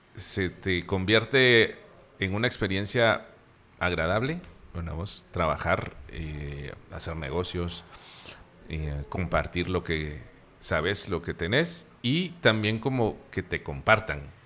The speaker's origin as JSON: {"language": "Spanish", "town": "Antigua Guatemala", "region": "Sacatepéquez", "country": "Guatemala", "said": "nosotros como guatemaltecos y como antigüeños donde vivimos"}